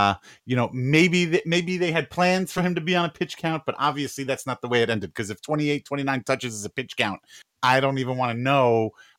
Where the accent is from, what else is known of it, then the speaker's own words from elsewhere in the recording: New York, United States; moved away; I'm from New York.